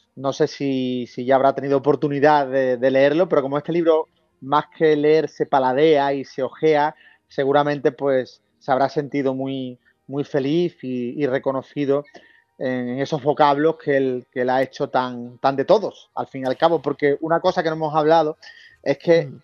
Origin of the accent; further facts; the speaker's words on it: the Atlantic, Andalusia, Spain; yo nací en el Atlántico